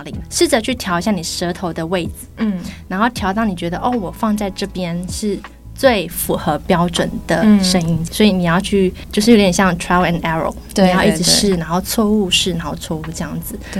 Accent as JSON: {"language": "Chinese", "country": "Taiwan", "tie": "born or raised there", "said": "就是土生土长，就人家说的 born and raised in Taiwan 的那种老师。"}